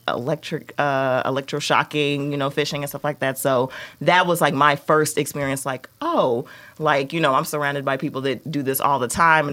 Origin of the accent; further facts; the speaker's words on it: Chicago, Illinois, United States; I basically grew up on the South Side